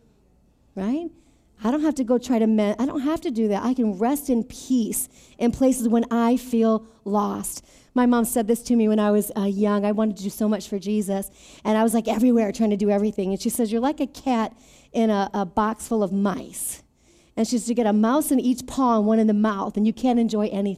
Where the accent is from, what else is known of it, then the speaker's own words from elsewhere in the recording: Beloit, Wisconsin, United States; moved away as an adult; also born or lived in Mesa, Arizona; from Beloit, Wisconsin